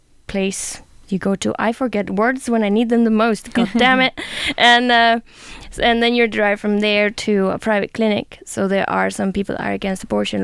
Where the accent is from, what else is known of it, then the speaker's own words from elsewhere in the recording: Spain; now in Sweden; I come from Spain